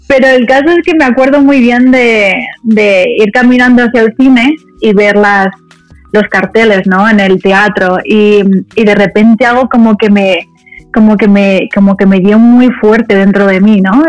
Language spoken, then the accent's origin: Spanish; Madrid, Community of Madrid, Spain; also born or lived in Dominican Republic; me considero más española que dominicana porque em, porque me he criado en España a los cinco años, nos mudamos todos a, Madrid